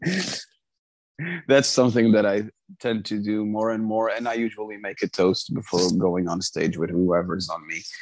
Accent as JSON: {"language": "English", "region": "Azores", "country": "Portugal", "tie": "born or raised there", "said": "I'm from the Azores. So it's, I grew up in an island, like literally in the middle of the Atlantic."}